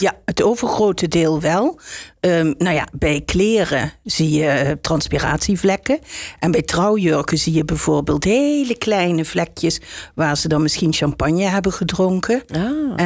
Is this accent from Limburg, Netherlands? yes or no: yes; Limburg, Netherlands; moved away as an adult; also born or lived in Utrecht; Ik kom uit Limburg